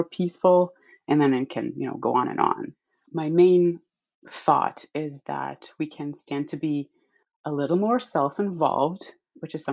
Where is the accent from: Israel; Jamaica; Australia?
Israel; moved away as an adult; I was born and raised in Israel. I lived about half of my life in the Middle East